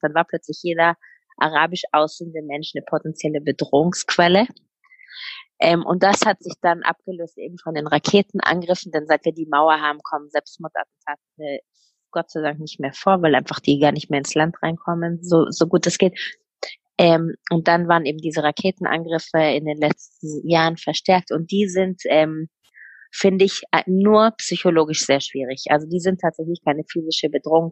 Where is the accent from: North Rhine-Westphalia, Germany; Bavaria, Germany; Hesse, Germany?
Bavaria, Germany; Munich; moved away as an adult; also born or lived in Berlin; now in Israel; Ich bin in München geboren und aufgewachsen